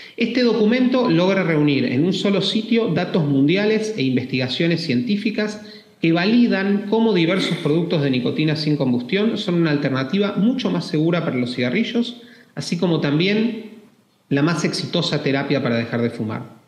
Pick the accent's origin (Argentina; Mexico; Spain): Argentina; Argentina, mi país natal